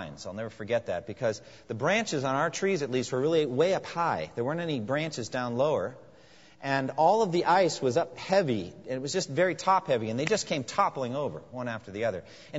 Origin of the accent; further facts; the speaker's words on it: New England, United States; now in eastern US; I was raised in New England and used to just snow